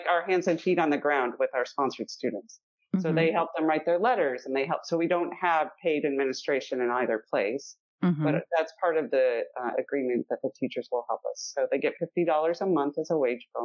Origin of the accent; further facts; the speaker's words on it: Wisconsin, United States; I grew up in Wisconsin